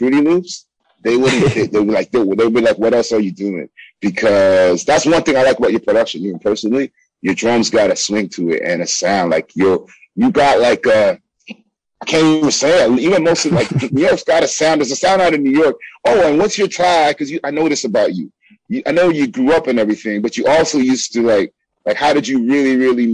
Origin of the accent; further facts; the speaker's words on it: Toronto, Ontario, Canada; we come from Canada